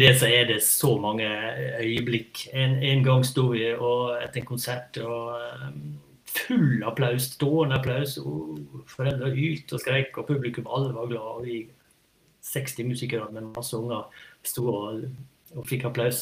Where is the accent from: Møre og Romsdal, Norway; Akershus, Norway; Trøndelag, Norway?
Møre og Romsdal, Norway; Sunnmøre; vi er fra Sunnmøre